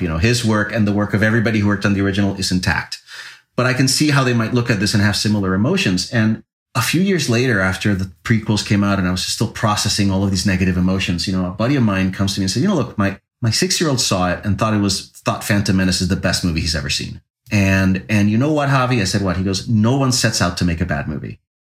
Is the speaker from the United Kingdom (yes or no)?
no; Puerto Rico; when I was a kid growing up in Puerto Rico